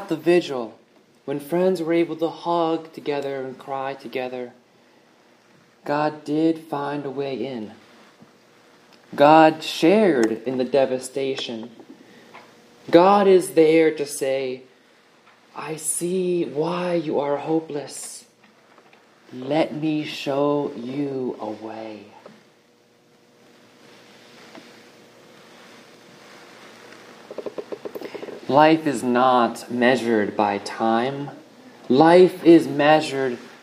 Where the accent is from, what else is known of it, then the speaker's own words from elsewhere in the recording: hometown 25 miles from Newtown, Connecticut, United States; Newtown, Connecticut, 25 miles from my hometown